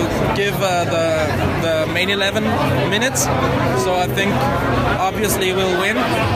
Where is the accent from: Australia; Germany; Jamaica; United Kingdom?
Germany; now in Medellin, Colorado, United States; I'm Colombian German.